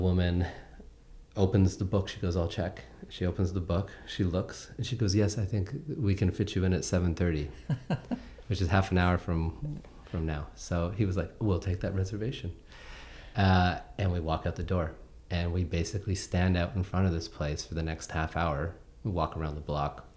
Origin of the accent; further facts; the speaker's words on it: Canada; I'm a Canadian